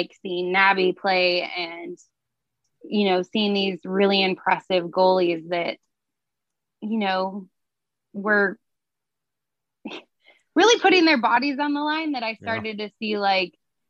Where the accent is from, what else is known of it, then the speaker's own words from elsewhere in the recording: United States; now in San Diego, United States; I grew up in Lake Tahoe, which we get feet of snow and it freezes.